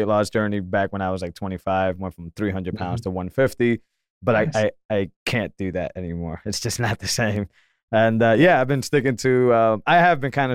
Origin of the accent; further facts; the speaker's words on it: Massachusetts, United States; I grew up in Massachusetts and I still don't feel like I'm a part of the state.